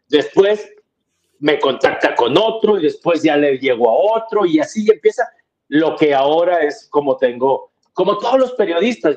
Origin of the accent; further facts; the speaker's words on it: Monterrey, Nuevo León, Mexico; yo siempre he sido de Monterrey, nací en Monterrey, viví en Monterrey